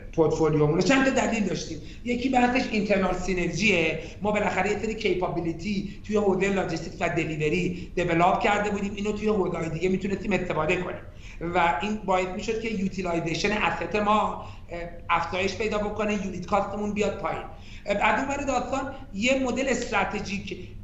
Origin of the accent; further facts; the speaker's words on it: Iran; من ایرانیم